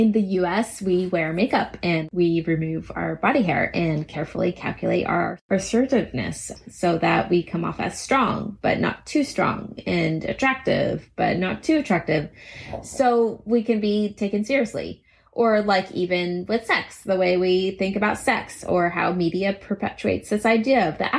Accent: United States; I think it's a little bit inherent to being American, the belief that ours is the best way and the right way.

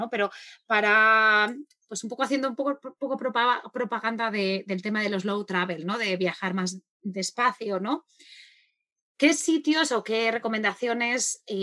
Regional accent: Argentina; yo soy argentina, yo he crecido en Argentina, he vivido en Argentina muchísimos años

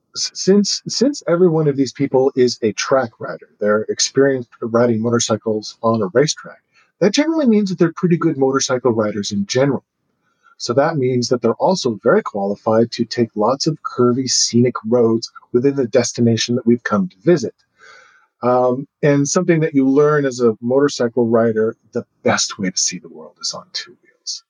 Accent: United States; I don't really behave like an American anymore.

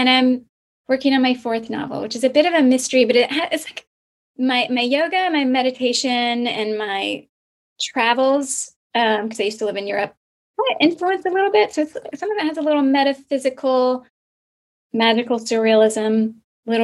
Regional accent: Deep South, United States; moved away; also born or lived in London; But growing up in the Deep South, I think, is a huge influence on me. All my time living in London and abroad has been an influence too

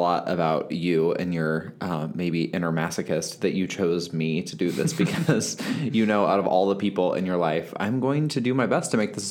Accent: Indiana, United States; now in Los Angeles, United States; I grew up in Indiana.

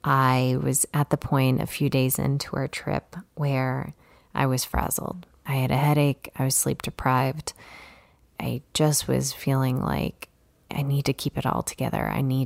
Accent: Chicago, Illinois, United States; You know, I grew up in the city. I grew up in Chicago, so I was not a paddleboarder.

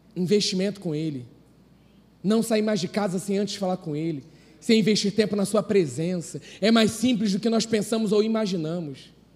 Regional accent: Brazil; nós, como brasileiros

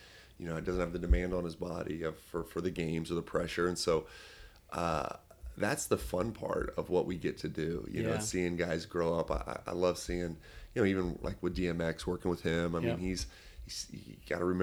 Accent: Lebanon, Ohio, United States; I'm from Lebanon, Ohio. I went to high school in Lebanon

